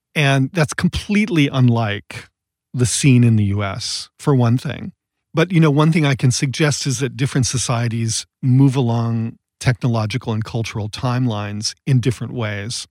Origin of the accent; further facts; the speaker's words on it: Massillon, Ohio, United States; moved away as an adult; also born or lived in Connecticut; now in Los Angeles, United States; I grew up in Massillon, Ohio, and I went to Yale as an undergraduate